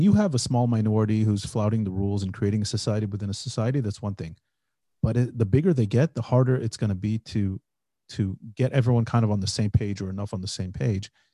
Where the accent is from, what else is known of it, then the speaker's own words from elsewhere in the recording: United States; now in Israel; We're two Jewish guys. We grew up in America. We live in Israel